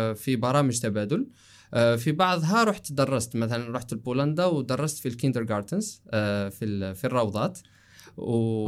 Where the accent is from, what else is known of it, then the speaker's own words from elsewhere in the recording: Algeria; مدينتي في الجزائر احنا مشهورين انه تجار